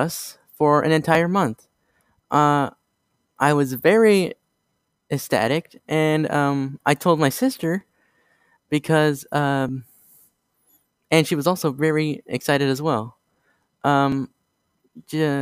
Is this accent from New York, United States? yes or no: yes; New York City, New York, United States; also born or lived in Adirondacks, New York; I was born in New York City